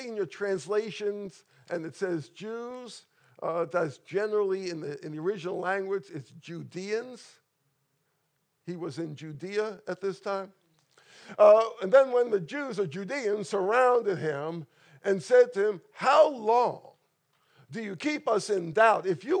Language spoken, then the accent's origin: English; New York, United States; But I grew up in New York, an intensely Jewish area.